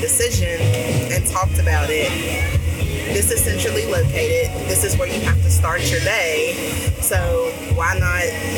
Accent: Alleghany County, Virginia, United States; moved away as an adult; now in Rocky Mount, United States; originally, we're from Allegheny County, Forge

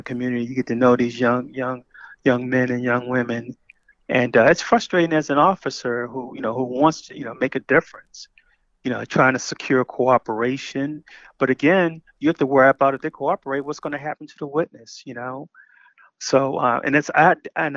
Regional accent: Baltimore, Maryland, United States; I grew up in Baltimore, you know, where I lived on Park Heights Avenue

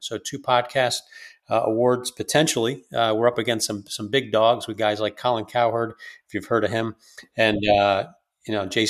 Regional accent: East Coast, United States; I'm an East Coaster

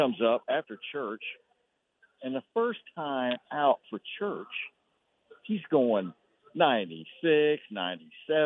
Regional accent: Fairfield, Texas, United States; also born or lived in Waco; I was raised over in Fairfield.

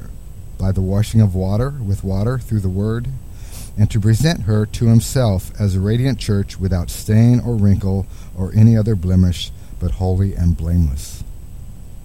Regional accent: Midwest, United States; growing up in the Midwest

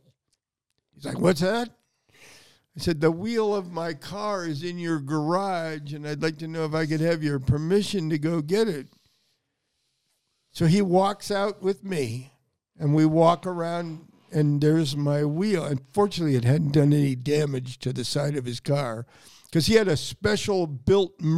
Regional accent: Newport Beach, California, United States; I grew up in Newport Beach, California

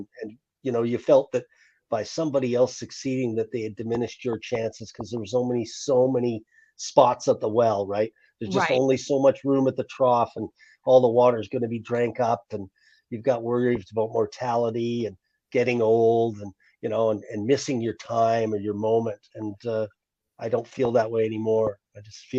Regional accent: Fort St. John, British Columbia, Canada; also born or lived in Nashville, Tennessee; when I got back home to my hometown after a long career in rock and roll

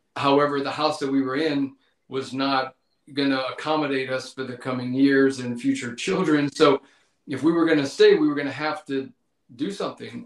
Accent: Mowata, Louisiana, United States; I grew up in Mowatta, Louisiana. So again, South Louisiana

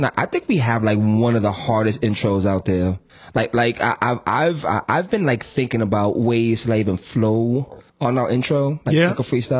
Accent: New York, United States; I'm from New York.

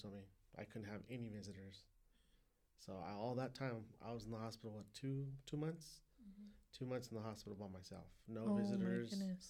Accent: Perris, California, United States; I grew up in Paris.

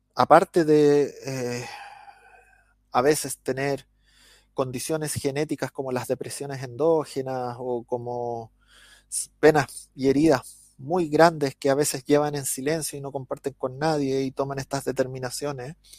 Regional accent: Chile; accent: Chilean; los chilenos somos famosos por hablar rápido y modular mal.

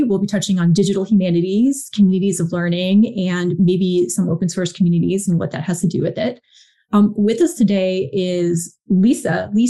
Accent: New Jersey, United States; because I'm from New Jersey

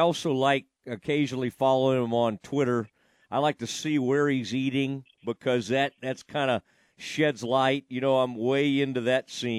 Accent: Kaufman, Texas, United States; That's a place that me growing up in Kauffman, I spent a fair amount of time right down the road in 175 in Athens.

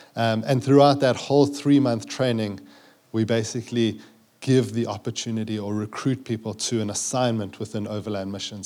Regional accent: South Africa; accent: South African; moved away as an adult; also born or lived in Zambia; growing up in South Africa

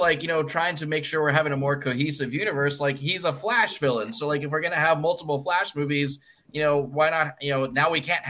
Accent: Australia; as an Aussie

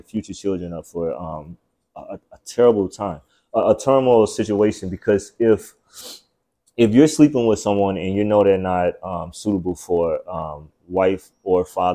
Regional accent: Chicago, Illinois, United States; I'm from Chicago, right? And it's like the fatherless city

